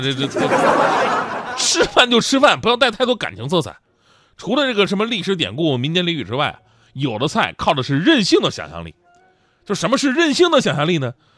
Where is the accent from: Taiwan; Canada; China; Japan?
China; Northeast China; 我是东北人